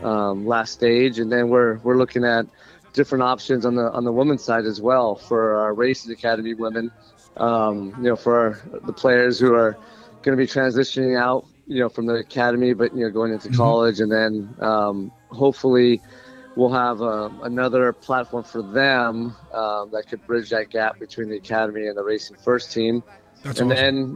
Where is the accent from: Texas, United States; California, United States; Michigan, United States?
California, United States; Southern; moved away; I'm from Southern California